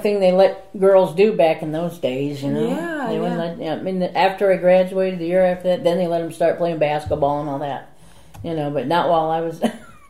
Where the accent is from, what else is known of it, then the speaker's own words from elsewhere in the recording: Fort Wayne, Indiana, United States; Fort Wayne, Indiana.